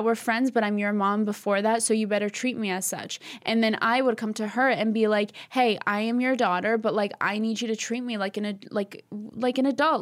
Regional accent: East Coast, United States; we're Albanian. We're from the East Coast

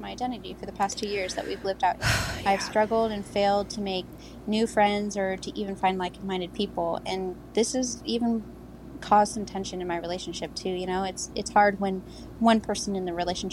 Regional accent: Pacific Northwest, United States; also born or lived in Chicago area; now in Chicago, United States; I'm from the Pacific Northwest, but I live in the Chicago area

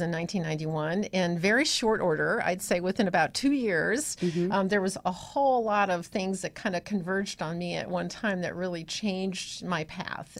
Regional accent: Iowa, United States; moved away as an adult; also born or lived in Illinois / Ohio; So, I was born in Illinois, then yeah. I lived in Iowa until yeah. I was about 14, and then I moved to Ohio.

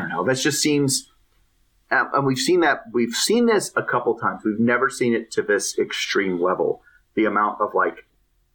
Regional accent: United States; as an American

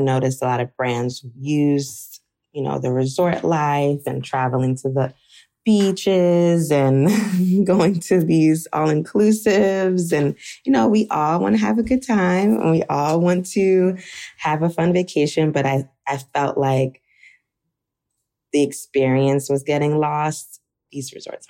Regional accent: United States; I grew up in America, my mom and dad also

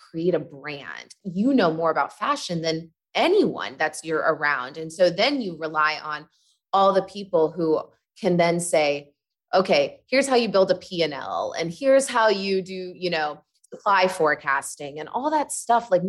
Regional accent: Midwest, United States; I come from the Midwest and uh, I grew up Catholic

